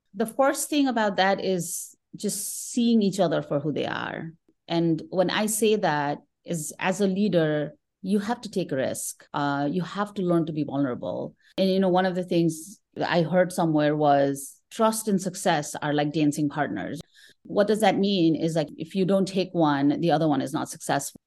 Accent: Kathmandu, Bagmati, Nepal; moved away as an adult; now in United States; I'm originally from Kathmandu, Nepal

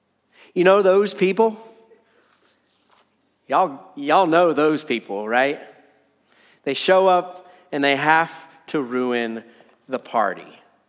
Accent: United States; us as 21st century Americans

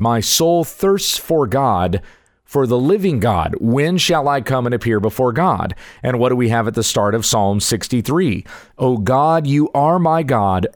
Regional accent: the South, United States; I'm a Southern boy. I was raised in the South.

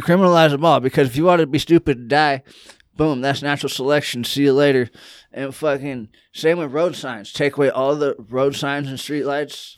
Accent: California, United States; also born or lived in Georgia; I'm from California

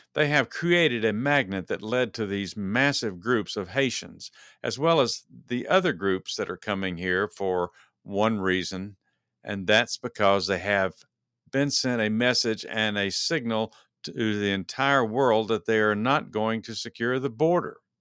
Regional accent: Texas, United States; moved away; being a native Texan

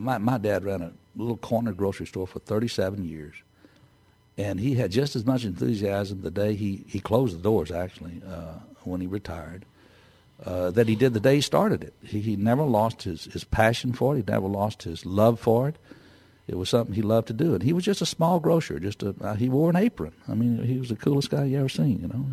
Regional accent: Texas, United States; I'm from Texas

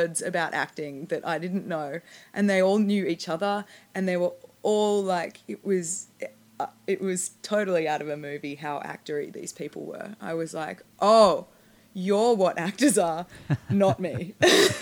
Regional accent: Australia; moved away as an adult; now in Los Angeles, United States; as an Australian

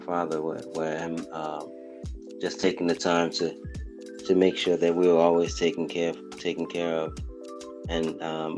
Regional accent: Haiti; now in United States; When we were in Haiti, I have two siblings that were in Haiti with me.

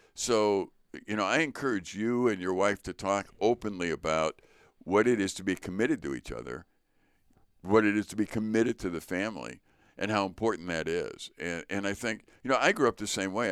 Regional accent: Chicago, Illinois, United States; growing up in the Sch-, Chicago public school

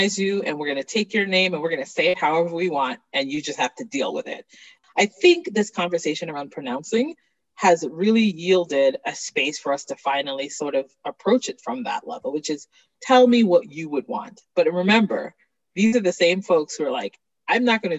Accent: Jamaica; I'm a Jamaican. I have a really difficult time with H's.

